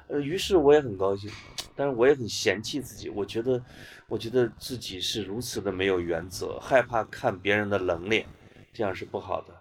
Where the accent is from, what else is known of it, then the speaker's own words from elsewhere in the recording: Puyang, Henan, China; moved away; 我还是小普州的孩子